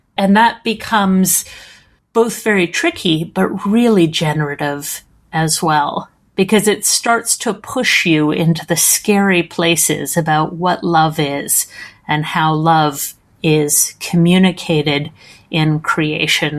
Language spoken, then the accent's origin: English; Edmonton, Alberta, Canada; accent: Canadian; my accent is Canadian, so I'm from uh, a town called Edmonton